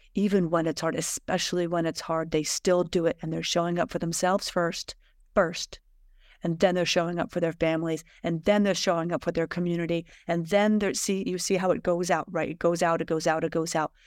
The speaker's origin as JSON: {"language": "English", "country": "United States", "tie": "born or raised there", "said": "I was raised in America"}